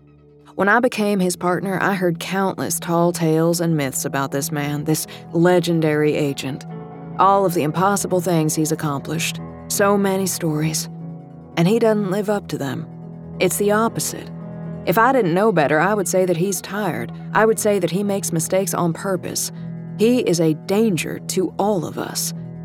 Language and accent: English; Texas, United States; Growing up in the Dallas-Fort Worth area, I was a big city girl through and through with little experience of country life, except for 2 weeks every summer.